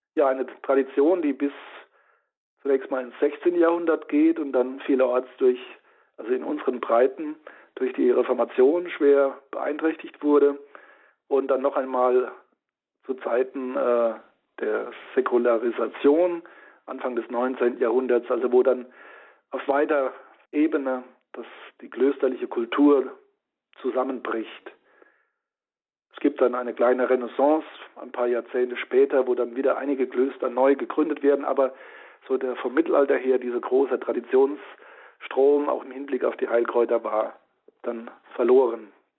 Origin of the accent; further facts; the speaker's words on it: Rhineland-Palatinate, Germany; der Pfalz, wo ich herstamme